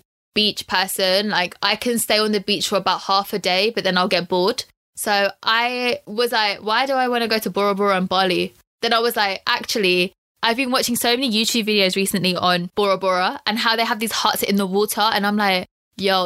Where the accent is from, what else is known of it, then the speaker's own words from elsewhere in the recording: London, United Kingdom; also born or lived in Loughborough; I'm born and raised in London